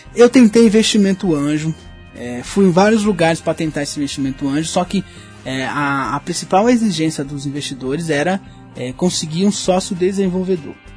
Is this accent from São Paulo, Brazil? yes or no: yes; São Paulo, Brazil; eu sou de São Paulo